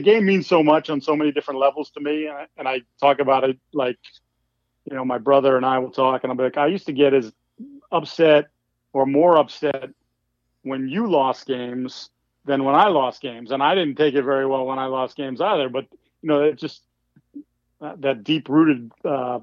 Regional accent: Falmouth, Massachusetts, United States; also born or lived in New Hampshire / Boston, Massachusetts; I was born in New Hampshire, raised on the Cape, but actually went to high school up near Boston

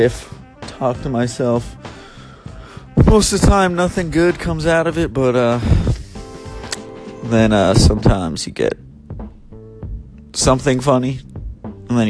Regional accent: Bay Area, California, United States; moved away as an adult; now in Los Angeles, United States; I'm from the Bay Area, but I just moved down

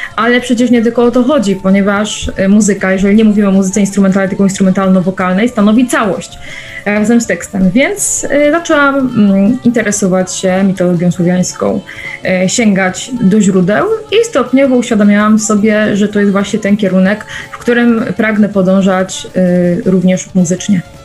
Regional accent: Silesian Beskids, Silesian Voivodeship, Poland; Pochodzę z Beskidu Śląskiego

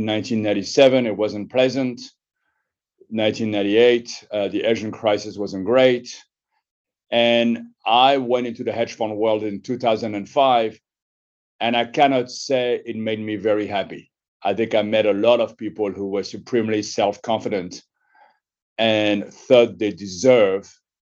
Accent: Paris, Île-de-France, France; moved away as an adult; also born or lived in United States; I was born in Paris in 1963, and I grew up in a neighborhood of Montparnasse.

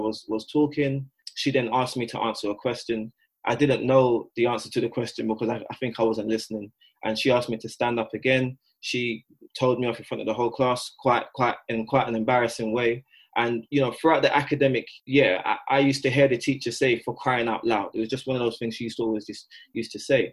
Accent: London, United Kingdom; they made the decision to move me from South London, and I moved to East London. I went to a primary school in East London

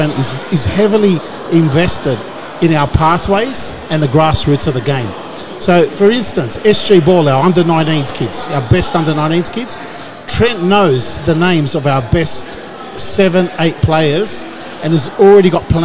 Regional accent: Greenacre, New South Wales, Australia; as a local kid, I grew up in Greenacre

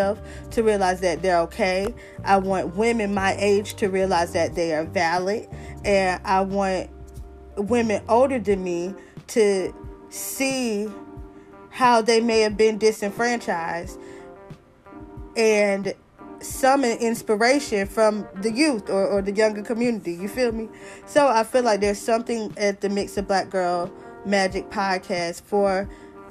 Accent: the South, United States; I'm from the South

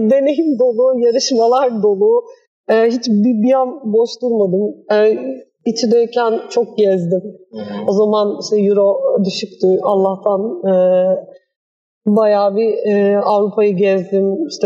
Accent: Istanbul, Turkey; E, ben 1989 doğumluyum. Hmm. E, İstanbul'da büyüdüm. E, Vefa Lisesi mezunuyum.

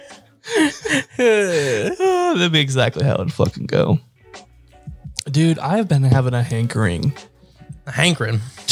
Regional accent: United States; I'm American

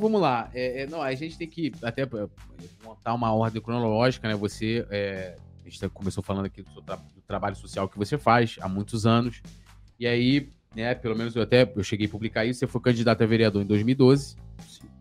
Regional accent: São Gonçalo, Rio de Janeiro, Brazil; eu sou lá de São Gonçalo

